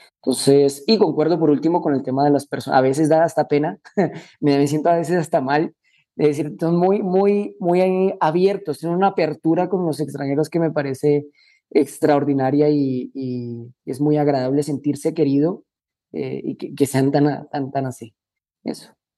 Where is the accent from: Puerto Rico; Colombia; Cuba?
Colombia; moved away as an adult; also born or lived in Spain; now in Guatemala; yo soy colombiano, eh, viví 18 años en Colombia